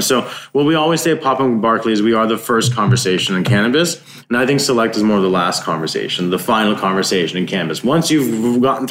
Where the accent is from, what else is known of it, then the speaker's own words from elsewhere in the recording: Iowa, United States; now in California, United States; I'm from Iowa.